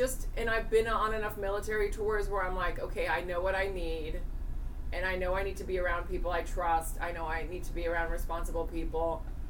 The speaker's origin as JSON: {"language": "English", "region": "Virginia", "country": "United States", "tie": "born or raised there", "also_born_or_lived": "Spain", "said": "In Virginia and Spain."}